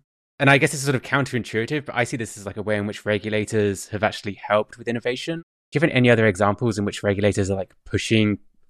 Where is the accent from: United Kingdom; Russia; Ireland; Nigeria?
United Kingdom; England; as an Englishman